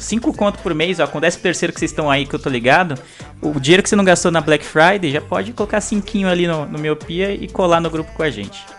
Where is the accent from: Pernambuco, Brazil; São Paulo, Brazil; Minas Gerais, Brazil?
São Paulo, Brazil; eu, que sou nascido e criado em São Paulo